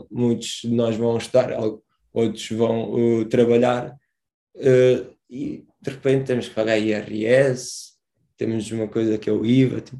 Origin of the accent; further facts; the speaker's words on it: Portimão, Algarve, Portugal; sou de Portimão